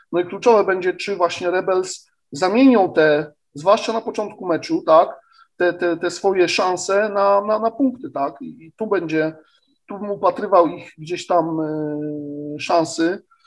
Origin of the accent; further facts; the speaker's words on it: Poznań, Greater Poland, Poland; jako Poznaniak